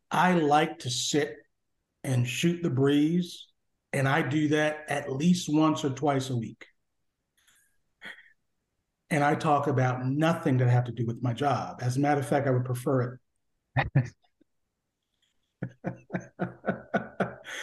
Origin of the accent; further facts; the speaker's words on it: Connecticut, United States; moved away as an adult; now in Washington, D.C., United States; I came originally from Connecticut, and then landed in this area.